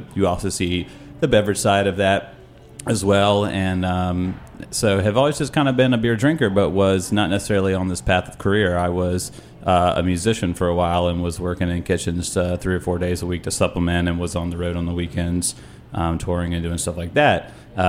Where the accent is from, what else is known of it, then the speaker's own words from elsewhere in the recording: North Carolina, United States; I grew up in North Carolina